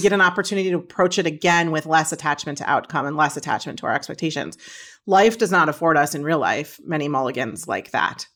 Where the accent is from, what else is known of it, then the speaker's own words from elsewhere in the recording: Midwest, United States; I grew up in the Midwest, so I'm a casserole kid